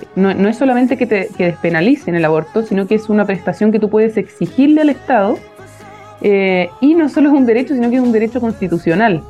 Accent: Viña del Mar, Valparaíso, Chile; moved away as an adult; now in Santiago, Chile; soy de Viña del Mar, partir por ahí, estudié en un, colegio

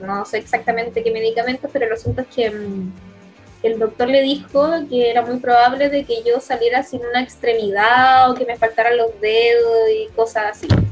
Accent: Concepción, Biobío, Chile; nací en Concepción y mi infancia eh, fue criada en Lorenzo Arenas

